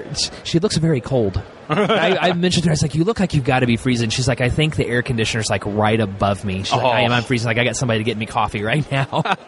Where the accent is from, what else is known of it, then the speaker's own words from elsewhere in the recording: Indianapolis, Indiana, United States; I'm from here in Indianapolis.